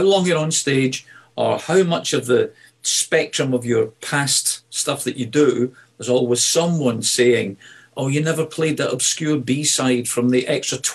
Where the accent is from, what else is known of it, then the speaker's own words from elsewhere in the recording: Glasgow, Scotland, United Kingdom; moved away; Glasgow, you know, my hometown. I don't live in Glasgow anymore, but my hometown where I was born and brought up is a beautiful, rough and ready city